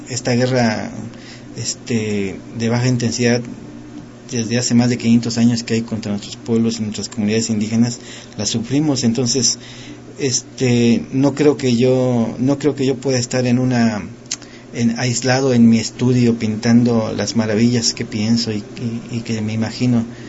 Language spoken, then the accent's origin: Spanish; Mexico; nuestro pueblo mexicano